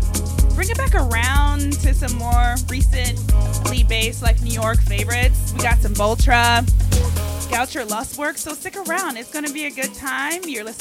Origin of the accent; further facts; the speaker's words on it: Liberia; now in Los Angeles, United States; I'm in from Los Angeles, but I come from a small but mighty and lovely country in West Africa. Obviously, the song tells you Liberia.